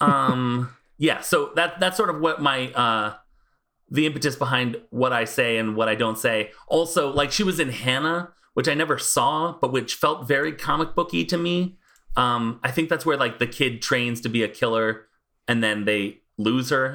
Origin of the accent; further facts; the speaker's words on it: United States; I'm American